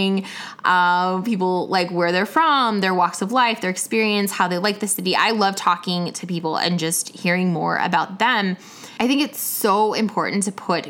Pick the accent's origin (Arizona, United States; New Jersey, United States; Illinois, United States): Illinois, United States; Chicago; now in Atlanta, United States; I was from Atlanta, you know, in town, originally from Chicago, but in town from Atlanta